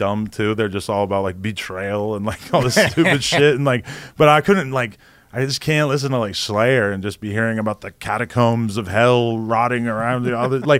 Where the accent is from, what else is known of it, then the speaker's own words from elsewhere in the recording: New Hampshire, United States; moved away; I'm from New Hampshire